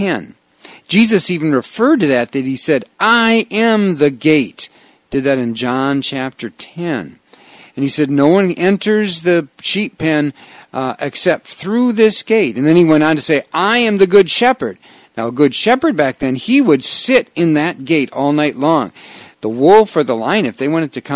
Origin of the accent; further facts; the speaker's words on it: Wausau, Wisconsin, United States; I grew up in Wausau, Wisconsin, we call it Rib Mountain